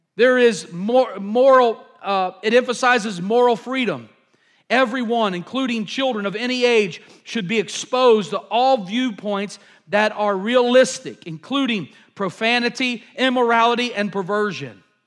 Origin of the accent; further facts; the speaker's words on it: United States; I'm an American